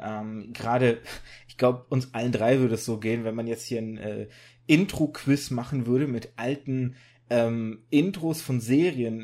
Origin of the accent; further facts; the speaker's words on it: Germany; also born or lived in Kazakhstan / Russia; Ich bin immer in Deutschland groß geworden